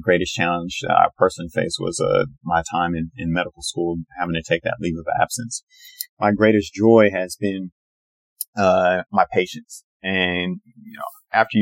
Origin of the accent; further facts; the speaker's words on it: Portland, Oregon, United States; moved away; my hometown of, Portland, Oregon to do my, general surgery training.